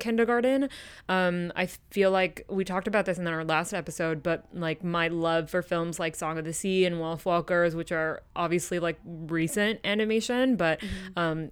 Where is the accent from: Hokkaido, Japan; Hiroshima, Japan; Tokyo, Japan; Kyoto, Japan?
Kyoto, Japan; growing up in Japan, specifically in Kyoto